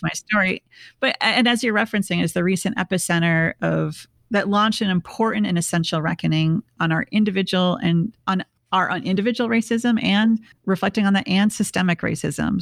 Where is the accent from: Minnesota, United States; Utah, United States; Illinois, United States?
Minnesota, United States; Bloomington; we're both from Minneapolis. Um, I grew up in a suburb called Bloomington